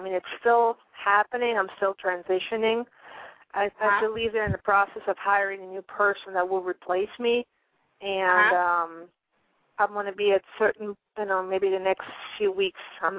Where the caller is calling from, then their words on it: Pennsylvania, United States; I'm calling from Pennsylvania.